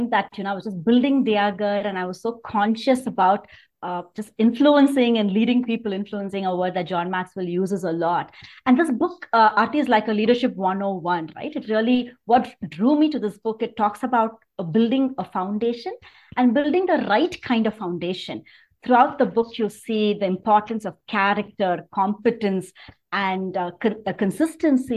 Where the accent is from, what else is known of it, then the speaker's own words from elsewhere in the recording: Chennai, Tamil Nadu, India; moved away as an adult; also born or lived in Mumbai / California; now in Bangalore, India; I grew up in Chennai.